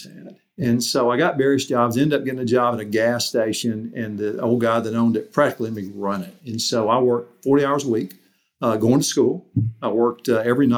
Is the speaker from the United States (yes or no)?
yes; Mississippi, United States; moved away as an adult; also born or lived in Arkansas; I'm from Mississippi.